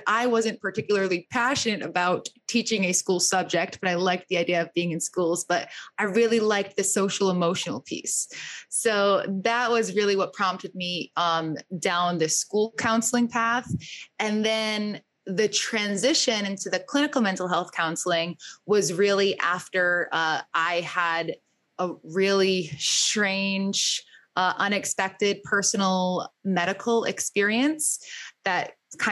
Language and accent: English; Rhode Island, United States; moved away as an adult; also born or lived in Boston; now in New York City, United States; born and raised in Rhode Island, made my way to Boston for a little bit, then landed in New York City after going to grad school here.